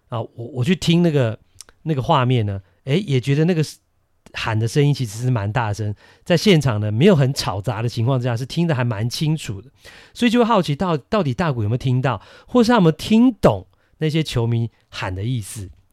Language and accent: Chinese; Taiwan; 我们台湾人